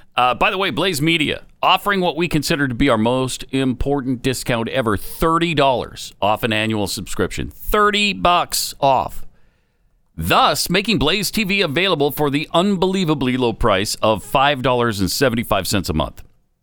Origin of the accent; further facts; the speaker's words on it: Helena, Montana, United States; moved away; That's from my hometown radio. One of my hometown radios. There were three at the time. I think there's more now in Helena.